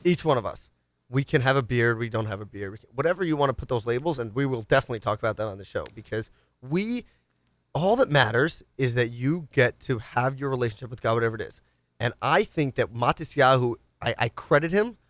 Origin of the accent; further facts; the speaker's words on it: New York City, New York, United States; Grew up rough in the streets of the Upper East Side